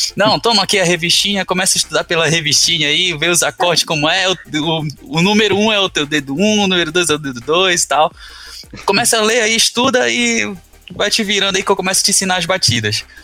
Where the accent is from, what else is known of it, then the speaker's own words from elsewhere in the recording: Belém, Pará, Brazil; moved away as an adult; Eu sou de Belém, Pará